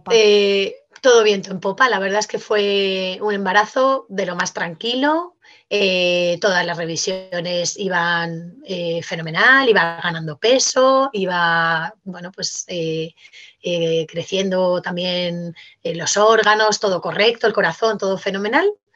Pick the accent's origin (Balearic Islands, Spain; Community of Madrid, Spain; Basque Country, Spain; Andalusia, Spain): Community of Madrid, Spain; Madrid; nosotros somos de Madrid